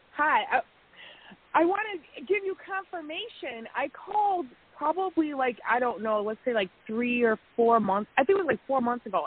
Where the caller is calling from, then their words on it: Wisconsin, United States; I'm calling from Wisconsin